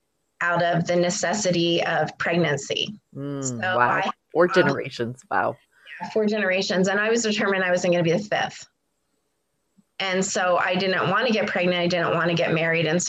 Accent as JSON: {"language": "English", "region": "Pennsylvania", "country": "United States", "tie": "born or raised there", "moved": "yes", "said": "I was born in Pennsylvania, so I'm from the East, and I grew up in a small town"}